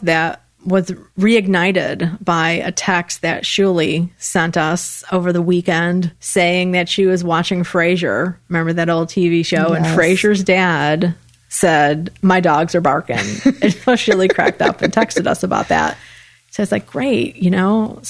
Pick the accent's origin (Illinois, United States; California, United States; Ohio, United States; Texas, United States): Illinois, United States; accent: Illinois; moved away; I'm originally from Illinois.